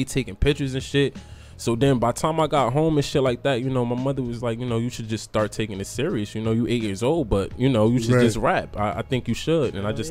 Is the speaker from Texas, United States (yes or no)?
no; Paterson, New Jersey, United States; I'm from Paterson, New Jersey.